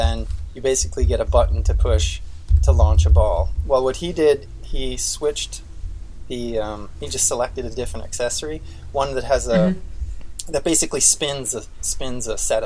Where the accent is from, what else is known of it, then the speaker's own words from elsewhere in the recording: Austria; moved away; I grew up in Austria, at least, the mechanical engineering school I went